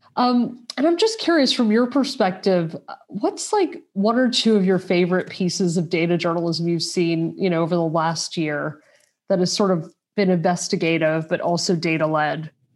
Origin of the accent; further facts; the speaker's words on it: United States; now in Europe; I'm an American based in Europe